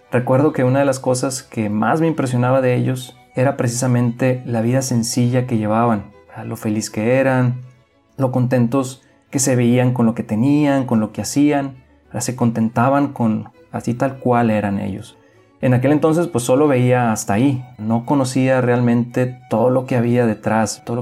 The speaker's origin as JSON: {"language": "Spanish", "town": "Mexicali", "region": "Baja California", "country": "Mexico", "tie": "born or raised there", "moved": "yes", "said": "soy originario de Mexicali, Baja California y tengo ya 11 años desde que salí de aquellas tierras para lanzarme a la mayor aventura de mi vida"}